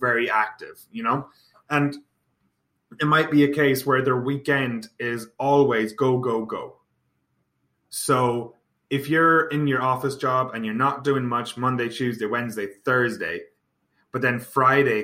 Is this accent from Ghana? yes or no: no; Ireland; moved away as an adult; also born or lived in Toronto, Canada; now in Kelowna, Canada; we're both from Ireland, both from the same town.